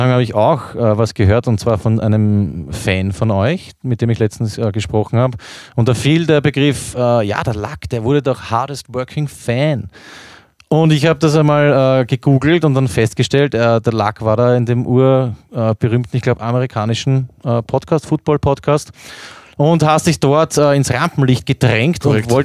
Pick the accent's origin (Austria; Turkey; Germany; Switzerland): Austria; wie bei uns in Österreich in den letzten Jahren Red Bull Salzburg oder so.